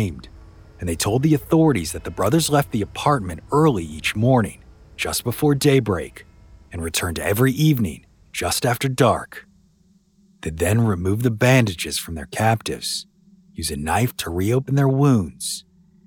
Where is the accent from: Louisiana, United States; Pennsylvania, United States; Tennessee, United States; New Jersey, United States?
Louisiana, United States; New Orleans; my hometown of New Orleans